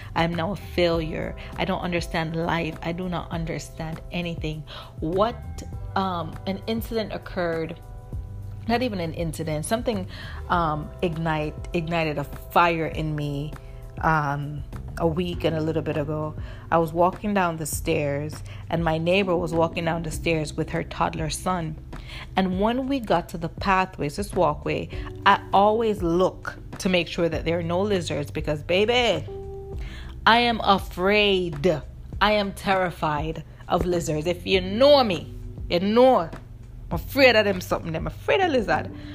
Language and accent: English; Jamaica; when I was growing up in Jamaica